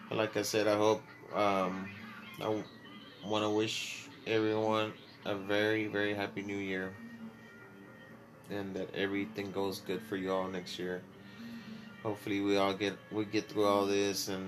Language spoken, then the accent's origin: English; Texas, United States; I'm from Texas